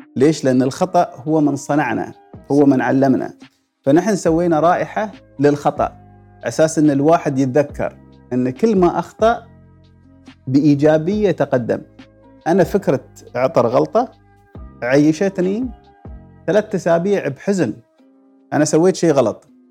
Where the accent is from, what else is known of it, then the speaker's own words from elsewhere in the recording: United Arab Emirates; وجبات الاماراتيه اللي ناكلها في البيت